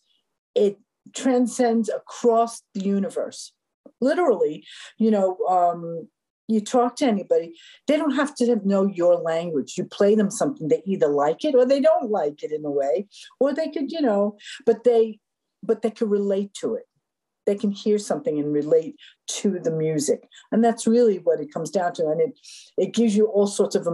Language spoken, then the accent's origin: English; New York City, New York, United States; I grew up in Spanish Harlem.